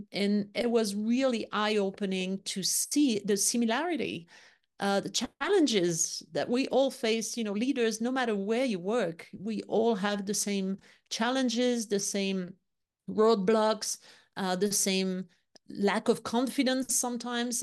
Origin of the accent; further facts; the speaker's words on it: Lyon, Auvergne-Rhône-Alpes, France; English is a second language; moved away as an adult; also born or lived in London / Florida; I was born and raised in Lyon, in the southeast of France